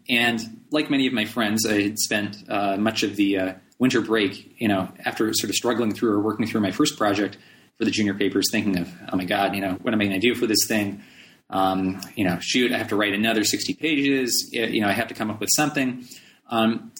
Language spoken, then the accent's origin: English; Palos Verdes, California, United States; I was born and raised in Palos Verdes, California